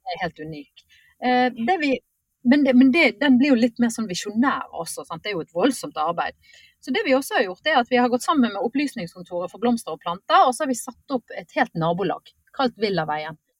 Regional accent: Bergen, Vestland, Norway; accent: Bergen; moved away as an adult; now in Lillestrøm, Norway; jeg en bergenser som har eh, mm. eller såkalt flyktning eh, fra vest til øst

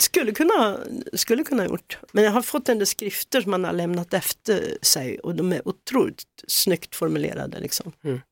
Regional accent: Hälsingland, Gävleborg County, Sweden; born or raised there; moved away; also born or lived in Solna, Sweden

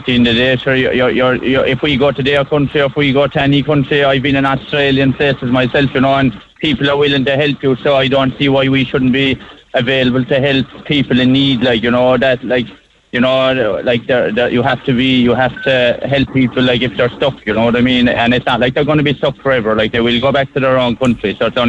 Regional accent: Tramore, Munster, Ireland; Yeah, I'm from Tramore, but we've a holiday home in Castleton Bear. My father came from there originally

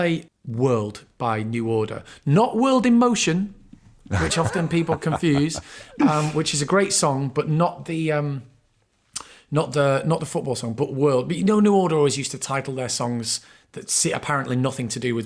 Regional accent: Bury, North West England, United Kingdom; I was from Bury, but I'm from sort of, you know, we had all broadly the same accent and like a couple of miles out of Manchester

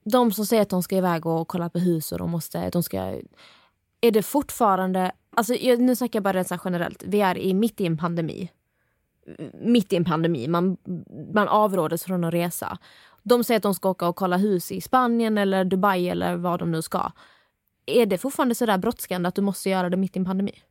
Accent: Skåne, Sweden; accent: Scanian; now in Stockholm, Sweden; Ända sen jag flyttade till Stockholm så har folk påpekat hur jag pratar. Och de säger att jag ändrar min dialekt och jag pratar inte skånska längre och jag pratar, jag försöker prata stockholmska

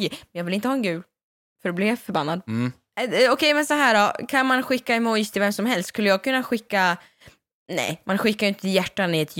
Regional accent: Värmland, Sweden; är ju från Värmland

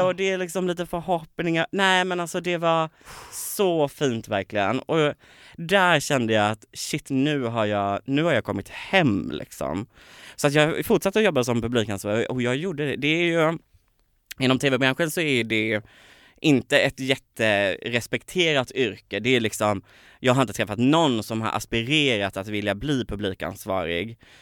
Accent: Påryd, Kalmar County, Sweden; moved away; i ett litet samhälle som heter Påryd där jag är uppvuxen.

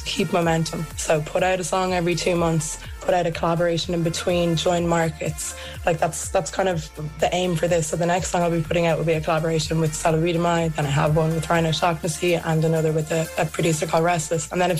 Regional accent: Ireland; I'm from Ireland

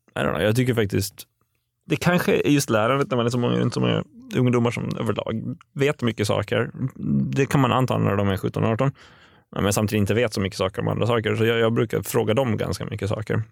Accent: Åland Islands; moved away; jag kommer från Åland överlag

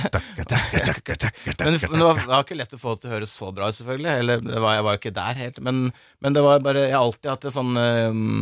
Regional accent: Gol, Buskerud, Norway; Jeg er fra Gol, ja.

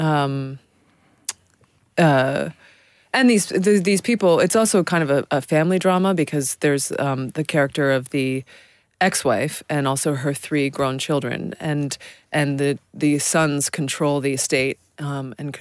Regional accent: New York City, New York, United States; I grew up in New York City

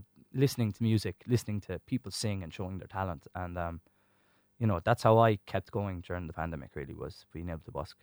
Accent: Tipperary, Munster, Ireland; I'm from Tipperary too.

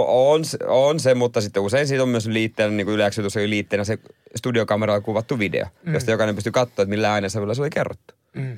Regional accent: Seinäjoki, South Ostrobothnia, Finland; mä oon seinältä kotoisin

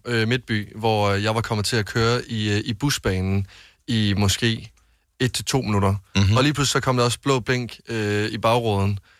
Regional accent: Varde, Southern Denmark, Denmark; jeg havde en del kammerater hjemme i Varde

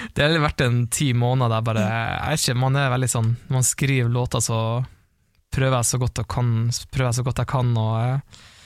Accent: Harstad, Troms, Norway; accent: Northern Norwegian; moved away; ble jeg igjen i Harstad, det er det der jeg kommer fra

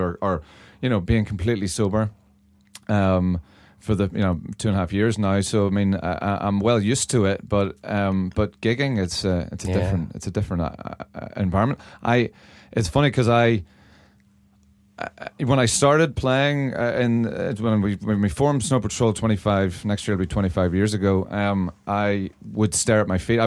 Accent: Northern Ireland, United Kingdom; From the scene that I grew up in Northern Ireland

